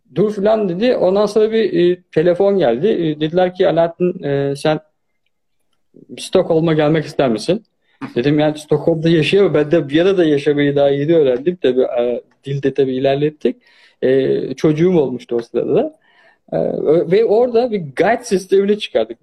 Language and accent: Turkish; Turkey; moved away; also born or lived in Germany / Austria; Ben Almanya'da doğdum ama Türkiye'de büyüdüm.